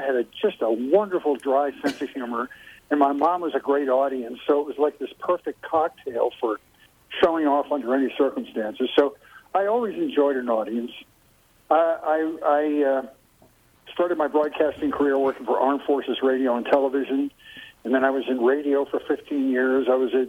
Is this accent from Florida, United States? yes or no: no; Philadelphia, Pennsylvania, United States; now in Los Angeles, United States; I grew up in Philadelphia, Pennsylvania.